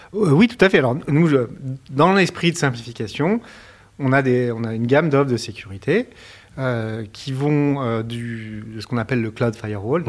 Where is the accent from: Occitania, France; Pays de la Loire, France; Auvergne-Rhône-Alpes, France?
Occitania, France; Montpellier; moved away as an adult; also born or lived in Paris; j'ai grandi, euh, j'ai grandi à, Montpellier entre 8 ans et 20 ans, 25 ans